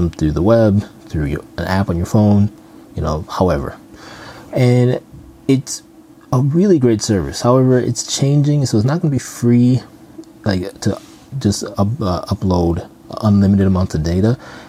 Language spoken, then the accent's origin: English; Minnesota, United States; I'm from Minnesota